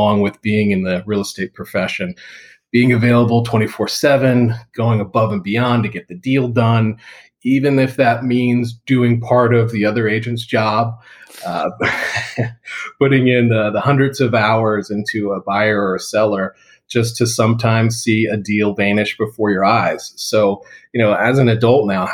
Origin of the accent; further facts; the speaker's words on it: South Florida, United States; moved away as an adult; now in Tampa, United States; having been someone who's grown up in South Florida my whole life and moved over to Tampa